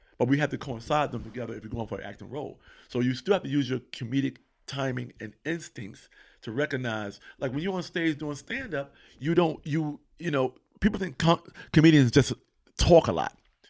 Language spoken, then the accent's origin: English; East Coast, United States; I'm from East Coast. I know how this story goes.